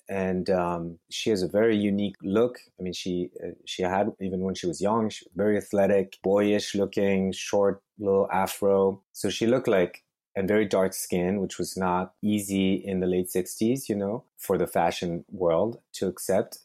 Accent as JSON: {"language": "English", "town": "Lyon", "region": "Auvergne-Rhône-Alpes", "country": "France", "tie": "born or raised there", "also_born_or_lived": "Paris, France", "moved": "as an adult", "lives_now": "Brooklyn, United States", "said": "I grew up in France, in Lyon, and then I moved up to Paris to do engineering studies"}